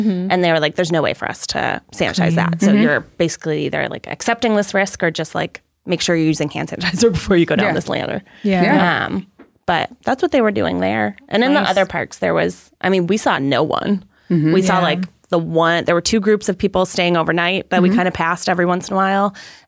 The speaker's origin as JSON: {"language": "English", "region": "Great Plains", "country": "United States", "said": "I'm from the Great Plains."}